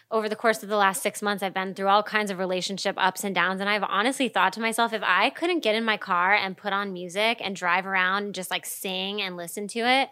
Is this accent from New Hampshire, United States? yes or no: yes; New Hampshire, United States; I grew up in New Hampshire